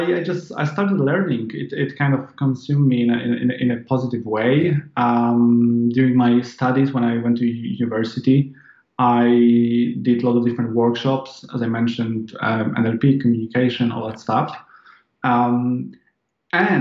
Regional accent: Poland; English is a second language; I'm not a native English speaker. I'm Polish. I was born in Poland.

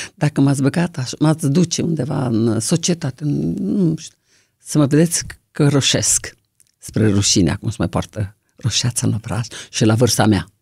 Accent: Toporivtsi, Chernivtsi Oblast, Ukraine; now in Romania; am văzut lumina zilei dincolo de Sărma Ghimpata. Topărăuț se numește localitatea, acum nu se mai numește așa, Topăruica

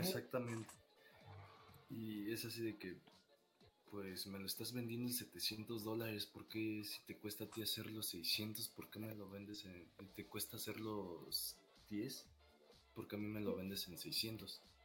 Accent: Mexico; a nosotros como mexicanos

